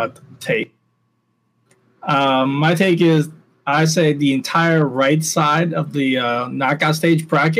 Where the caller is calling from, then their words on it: Miami, Florida, United States; I'm calling from Miami.